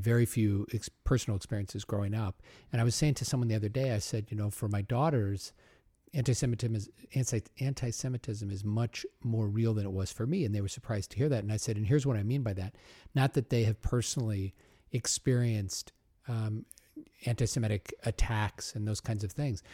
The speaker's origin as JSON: {"language": "English", "town": "Omaha", "region": "Nebraska", "country": "United States", "tie": "born or raised there", "said": "I grew up in Omaha, so fellow Midwesterner"}